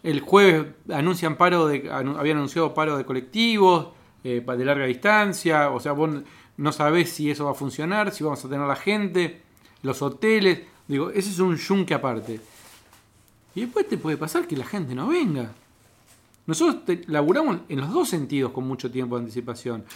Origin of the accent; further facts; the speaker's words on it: Cipolletti, Río Negro, Argentina; now in Buenos Aires, Argentina; yo soy de Chipolete, de Río Negro